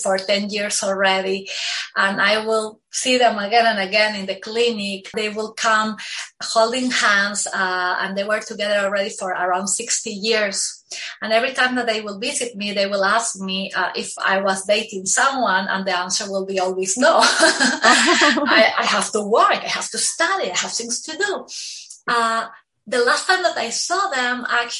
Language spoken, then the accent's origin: English; Peru; moved away as an adult; also born or lived in Lima, Peru; now in Miami, United States; So I am originally from Peru